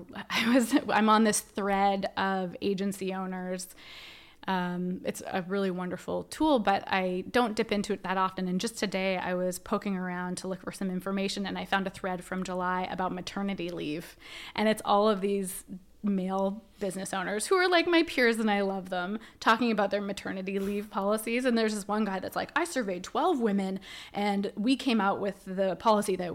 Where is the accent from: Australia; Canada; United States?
Canada; I'm a Canadian